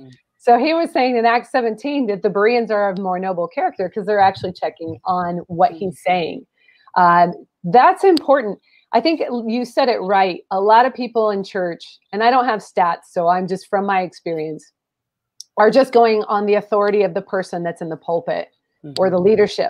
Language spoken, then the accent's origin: English; Pacific Northwest, United States; I'm from the Northwest, but I got saved in a Southern evangelical church